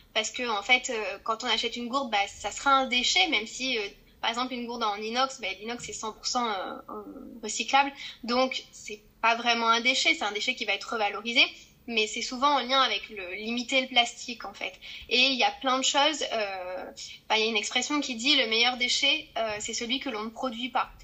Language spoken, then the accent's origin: French; Corrèze, Nouvelle-Aquitaine, France; now in Toulon, France; je viens de, de la Corrèze